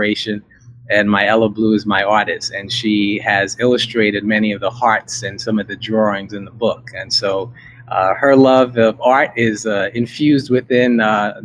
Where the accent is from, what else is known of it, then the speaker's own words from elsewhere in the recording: New York City, New York, United States; moved away; I was born in America, born in a little town in New York called Brooklyn